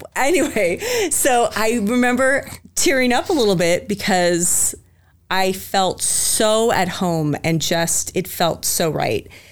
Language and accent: English; Spokane, Washington, United States; also born or lived in Chattanooga, Tennessee; now in Boise, United States; so I'm originally from Spokane, Washington, the Greenocker, Washington, actually. It's right on the border of Idaho and Washington.